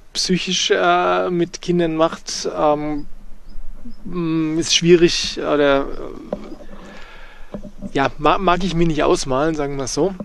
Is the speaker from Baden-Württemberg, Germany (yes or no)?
no; Bavaria, Germany; bei uns in Bayern